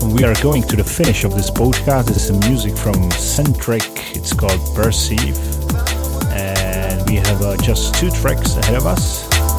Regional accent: Prague, Czechia; in my hometown here in Prague

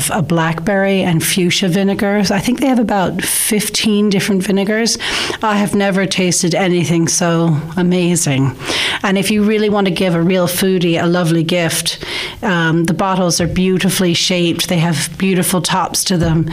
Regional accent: United States; now in Ireland; as an American

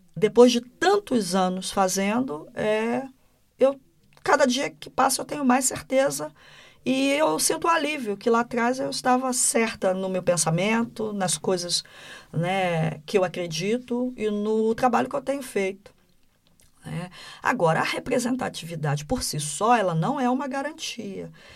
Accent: Brazil; no Brasil a gente fala diferente

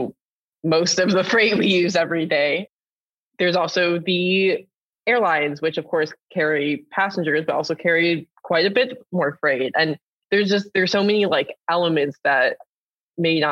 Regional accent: Detroit, Michigan, United States; I'm from the Detroit area

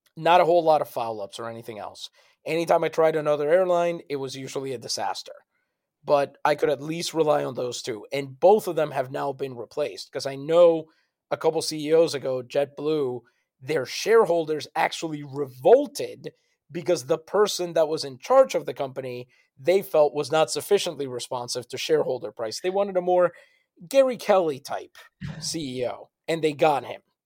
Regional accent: San Juan, Puerto Rico; moved away; I'm from San Juan.

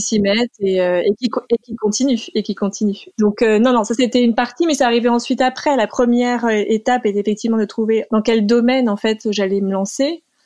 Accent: Sologne, Centre-Val de Loire, France; moved away as an adult; now in United States; j'ai passé une grande partie de mon enfance en Sologne

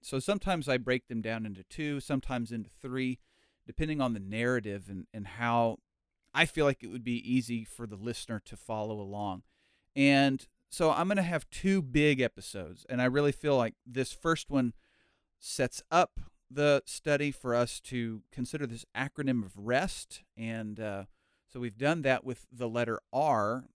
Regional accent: United States; moved away as an adult; also born or lived in Cambodia; I'm an American

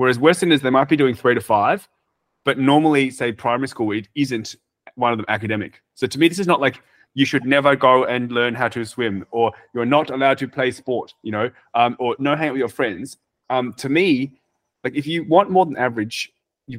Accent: Australia; we're from Australia

